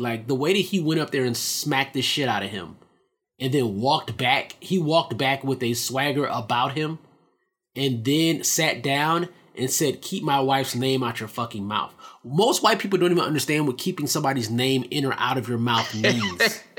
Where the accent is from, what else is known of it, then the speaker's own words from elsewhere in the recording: Nashville, Tennessee, United States; I don't know the cardinal directions in Tennessee and how that means anything. I'm from West Nashville or whatever it is.